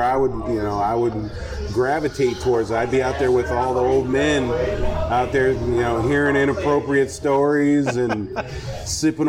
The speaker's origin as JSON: {"language": "English", "town": "Aurora", "region": "Colorado", "country": "United States", "tie": "born or raised there", "also_born_or_lived": "Lake City, South Carolina", "moved": "yes", "said": "I grew up in Aurora, Colorado"}